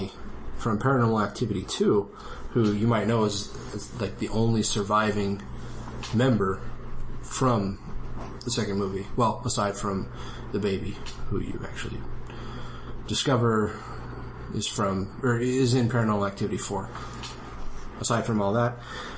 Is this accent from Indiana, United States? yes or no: no; Los Angeles, California, United States; I grew up in L.A., and so I'm pretty familiar with a lot of, like, Mexican culture